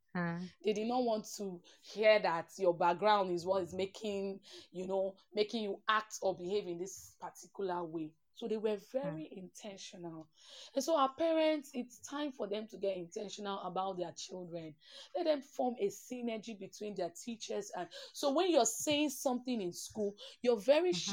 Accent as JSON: {"language": "English", "town": "Port Harcourt", "region": "Rivers State", "country": "Nigeria", "tie": "born or raised there", "said": "I grew up in Port Harcourt, Nigeria"}